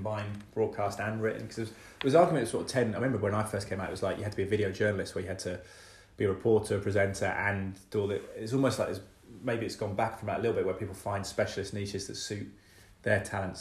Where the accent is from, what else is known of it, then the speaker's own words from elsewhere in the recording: Malvern, West Midlands, United Kingdom; now in Cheltenham, United Kingdom; I grew up partly in Malvern